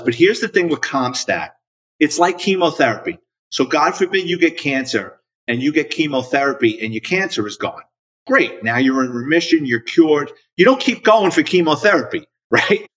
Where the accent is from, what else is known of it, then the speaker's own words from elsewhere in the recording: New York City, New York, United States; born and raised in the Bronx, New York, lower middle class family